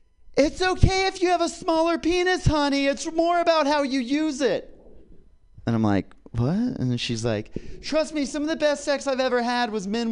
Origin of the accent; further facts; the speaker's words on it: Kansas, United States; moved away as an adult; now in California, United States; I'm from Kansas